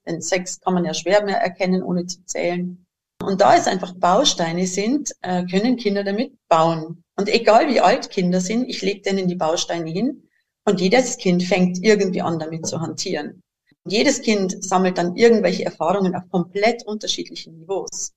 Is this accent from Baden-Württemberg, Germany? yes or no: no; Bavaria, Germany; accent: Bavarian; moved away as an adult; now in Switzerland; Mein Dialekt ist leider immer noch recht bayerisch eingefärbt. Meine Heimat liegt äh, eben im Süden von Deutschland